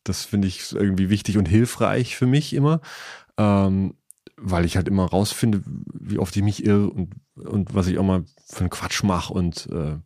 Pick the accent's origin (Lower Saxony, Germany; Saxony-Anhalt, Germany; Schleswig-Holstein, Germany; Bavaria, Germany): Bavaria, Germany; Eystetten; also born or lived in Augsburg; Ich bin aber geboren, also aufgewachsen in Eistetten, A-Y-Städten